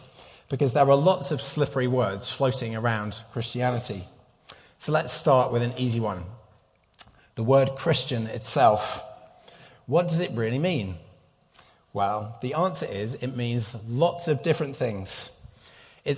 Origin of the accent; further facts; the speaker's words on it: United Kingdom; moved away; I'm a Brit